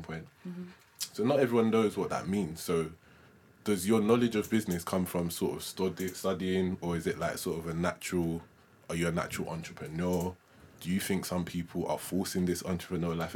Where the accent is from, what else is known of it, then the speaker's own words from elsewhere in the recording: London, United Kingdom; we both grew up in London